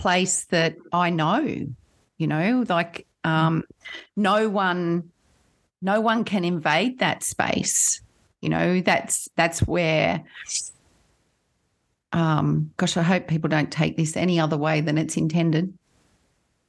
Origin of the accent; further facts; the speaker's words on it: Kurrajong, New South Wales, Australia; also born or lived in Sydney; Grew up in Kurrajong, just at the base of the Blue Mountains